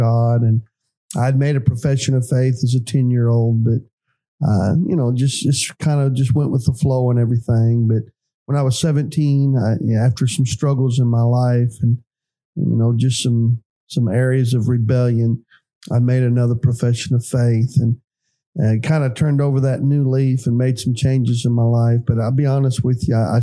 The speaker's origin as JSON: {"language": "English", "town": "Creston", "region": "Illinois", "country": "United States", "tie": "born or raised there", "moved": "yes", "lives_now": "East Prairie, United States", "said": "I was born in Creston, Illinois in 1966"}